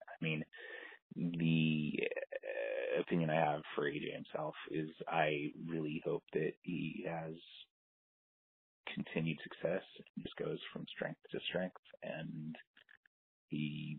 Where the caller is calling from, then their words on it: Berlin, Germany; also born or lived in Los Angeles; I'm calling from Berlin, Germany.